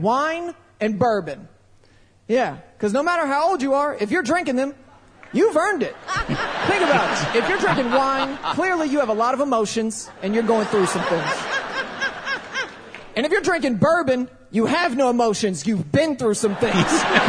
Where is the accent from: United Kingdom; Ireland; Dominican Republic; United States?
United States; Tampa, Florida; from Tampa, Florida.